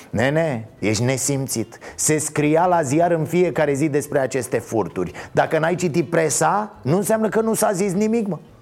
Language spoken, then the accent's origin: Romanian; Romania; ne place nouă românilor